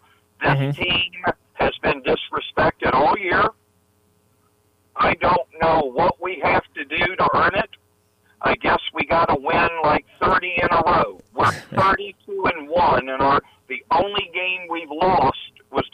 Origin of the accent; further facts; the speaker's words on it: Atlanta, Georgia, United States; now in Jacksonville, United States; I'm from Atlanta